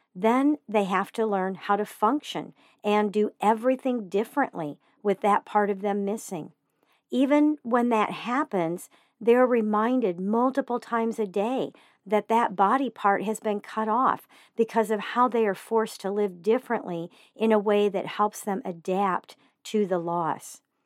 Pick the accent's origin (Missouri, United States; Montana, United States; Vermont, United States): Missouri, United States; Joplin; moved away; I spent a few years growing up in Joplin, Missouri